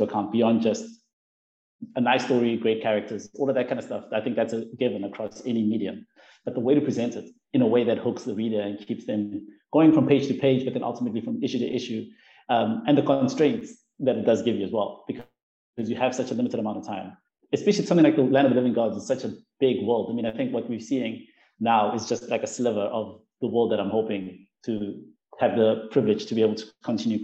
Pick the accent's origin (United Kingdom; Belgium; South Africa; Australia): South Africa; mine as a South African